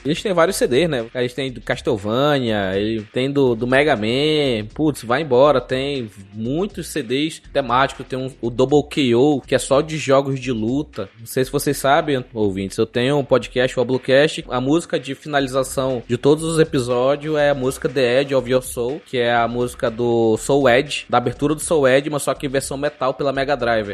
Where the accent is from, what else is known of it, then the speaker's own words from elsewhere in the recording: Brazil; a gente como brasileiro